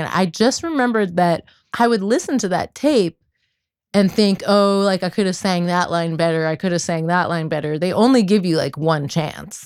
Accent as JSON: {"language": "English", "town": "Kensington", "region": "Maryland", "country": "United States", "tie": "born or raised there", "said": "right outside of DC in Kensington"}